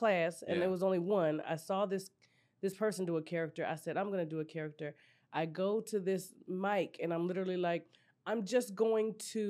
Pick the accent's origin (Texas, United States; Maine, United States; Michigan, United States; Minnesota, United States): Texas, United States; Austin; moved away; also born or lived in New Orleans, Louisiana; Yeah, I'm originally from Austin, Texas.